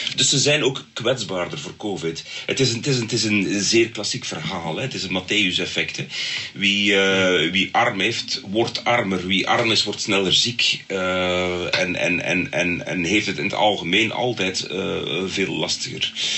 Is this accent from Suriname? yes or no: no; Belgium; bij ons in Brussel en Molenbeek